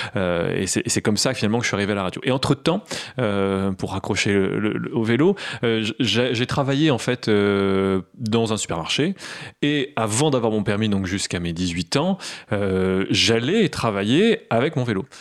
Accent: Creil, Hauts-de-France, France; also born or lived in Nogent-sur-Oise; je suis natif de Creil

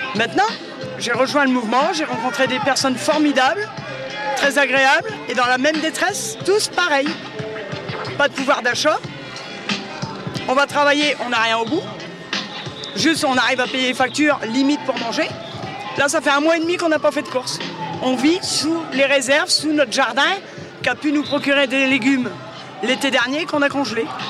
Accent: near Noyon, Hauts-de-France, France; Je viens d'à côté de Noyon. Un petit village, un hameau de, à côté de Noyon

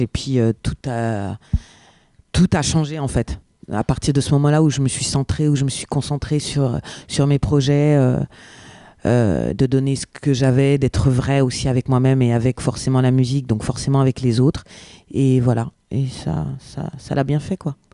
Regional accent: France; first language French; Je suis native, je suis française

